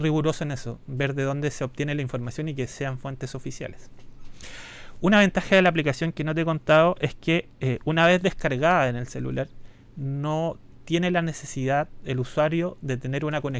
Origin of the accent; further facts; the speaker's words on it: Chillán, Ñuble, Chile; also born or lived in Santiago; Yo soy de Chillán.